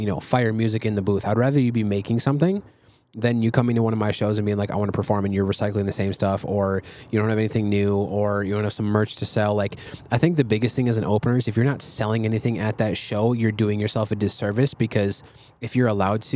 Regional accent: Prior Lake, Minnesota, United States; Prior Lake, where I'm from

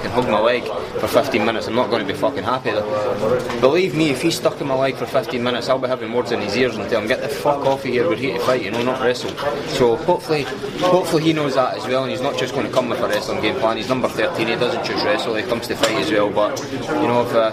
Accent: Scotland, United Kingdom; my hometown or city of Glasgow or Edinburgh

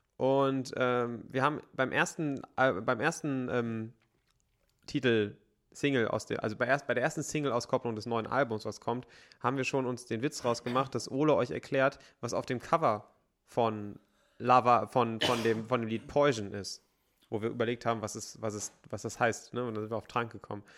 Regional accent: Bergisches Land, North Rhine-Westphalia, Germany; Wir haben so viele Talsperren bei uns in der Heimat.

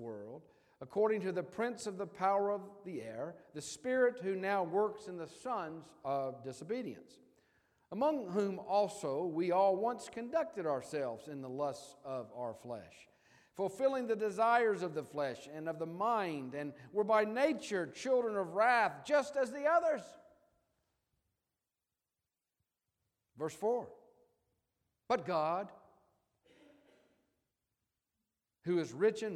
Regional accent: Memphis, Tennessee, United States; Memphis is my hometown and Ginger's hometown.

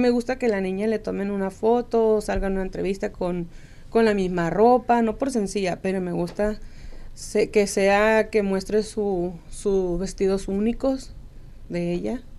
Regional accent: Sinaloa, Mexico; De Sinaloa.

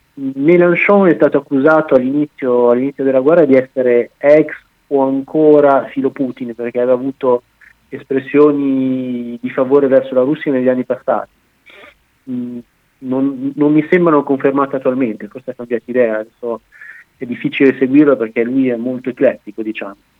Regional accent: Bologna, Emilia-Romagna, Italy; moved away as an adult; now in France; io sono di Bologna

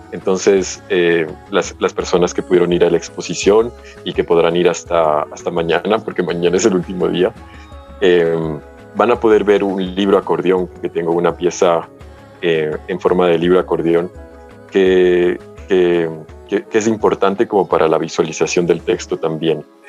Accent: United States; moved away; yo crecí en Estados Unidos

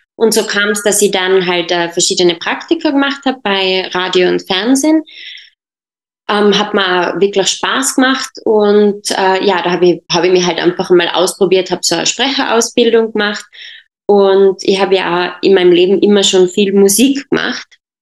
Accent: Tyrol, Austria; also born or lived in Jordan; meine Mutter ist äh, Tirolerin und bin dann aber mit äh, viereinhalb Jahren nach Österreich ge gekommen mit meiner Familie und in Tirol aufgewachsen

